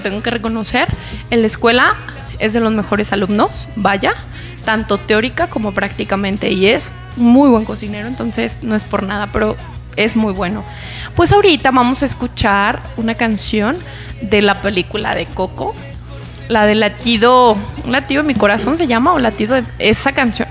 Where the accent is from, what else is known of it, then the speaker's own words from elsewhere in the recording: Mexico; also born or lived in Guadalajara, Jalisco; nos distinguen como mexicanos